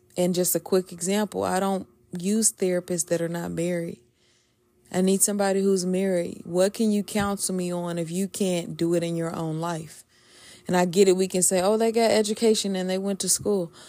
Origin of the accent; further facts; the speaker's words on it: the South, United States; I'm from the South